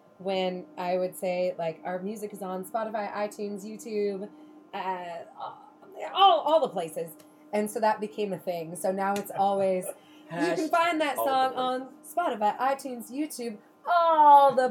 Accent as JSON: {"language": "English", "town": "Estacada", "region": "Oregon", "country": "United States", "tie": "born or raised there", "said": "Born and raised in Estacada, my parents still live where I grew up"}